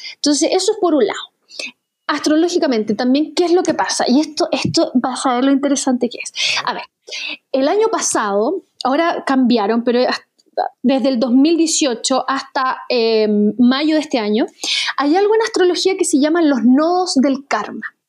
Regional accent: Chile

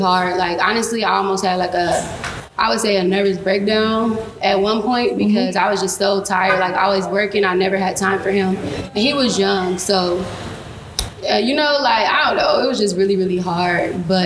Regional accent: Lima, Ohio, United States; I grew up in Lima

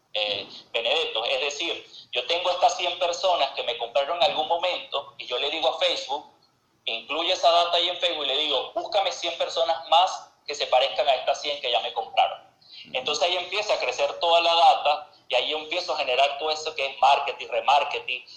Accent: Venezuela; moved away as an adult; now in Argentina; yo vengo de Venezuela

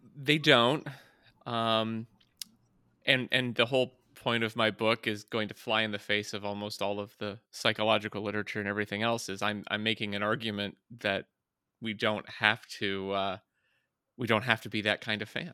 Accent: West Virginia, United States; moved away; also born or lived in Flint, Michigan; being from Flint, Michigan, and growing up in West Virginia

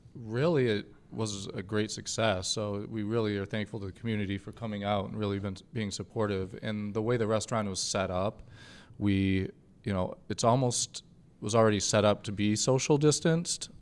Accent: Grand Rapids, Michigan, United States; I'm from Grand Rapids. I'm very proud of this city

